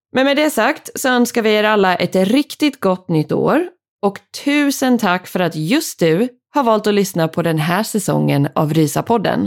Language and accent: Swedish; Sweden; här hemma i Sverige